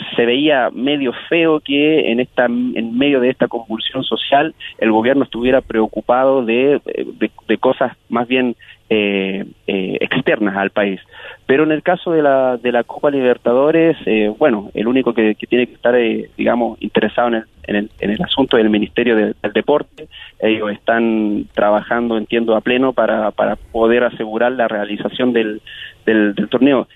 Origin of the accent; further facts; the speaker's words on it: Chile; como chilenos es nuestro mayor miedo